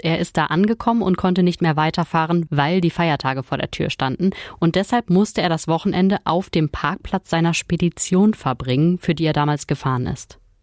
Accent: Ruhr area, North Rhine-Westphalia, Germany; bei uns im Pott

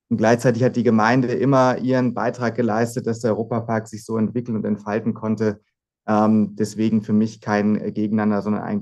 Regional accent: Hannover, Lower Saxony, Germany; moved away as an adult; now in Freiburg, Germany; ich bin gebürtiges Nordlicht. Ich komme gar nicht ähm, äh, von Haus aus aus Südbaden, aus dem sonnigen Südbaden, sondern bin in Hannover geboren, habe da die ersten Jahre meines Lebens verbracht und bin dann ähm, zum Zivildienst und zum Studium nach Freiburg gegangen

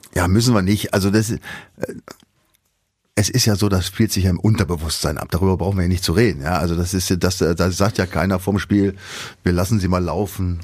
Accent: Northern Germany, Germany; Ich komme ja aus der Gegend

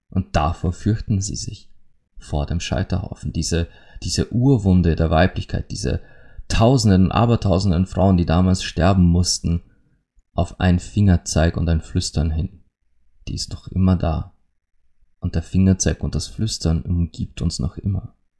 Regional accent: Austria; bei uns in Österreich

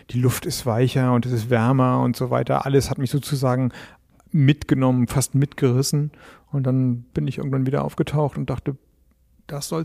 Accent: North Germany, Germany; Ich komme nun aus dem Norden, diese ganz andere Stadt.

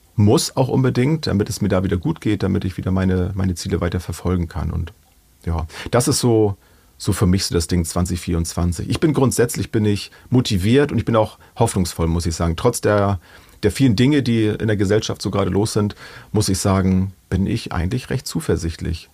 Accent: Germany; bei uns in Deutschland

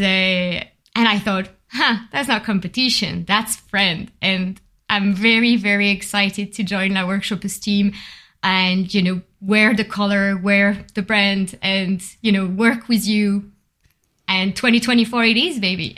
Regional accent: Bordeaux, Nouvelle-Aquitaine, France; accent: French; English is a second language; moved away as an adult; also born or lived in Paris; now in London, United Kingdom; I've been, uh, growing up in Bordeaux.

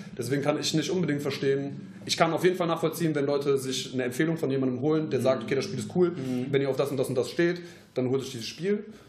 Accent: Troisdorf, North Rhine-Westphalia, Germany; wir kommen aus Troisdorf jetzt

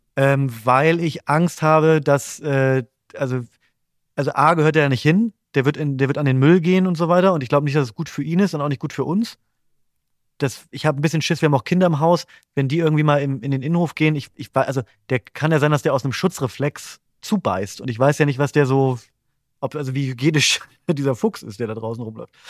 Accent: Bremen, Germany; ich komme ja aus Bremen und meine Familie wohnt in der Nähe von Bremen.

